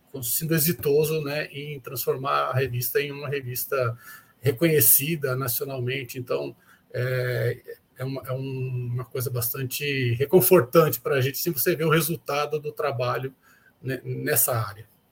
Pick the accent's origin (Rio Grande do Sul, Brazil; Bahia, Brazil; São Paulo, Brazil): São Paulo, Brazil; now in Uberlândia, Brazil; eu sou paulistano, né? Eu sou nascido e criado é, na capital de São Paulo